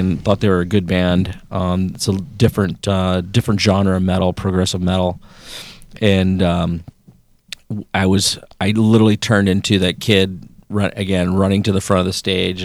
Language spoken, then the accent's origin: English; Oregon, United States; born or raised there; moved away